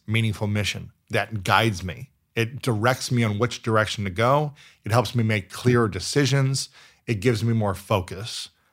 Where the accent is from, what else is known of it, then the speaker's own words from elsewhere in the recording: Ohio, United States; moved away as an adult; also born or lived in New York City; I'm from Ohio